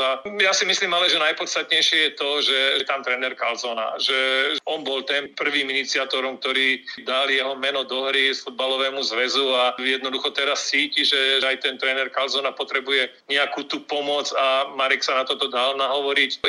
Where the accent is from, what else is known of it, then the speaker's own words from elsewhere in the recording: Banská Bystrica, Banská Bystrica Region, Slovakia; ja ako Bystričan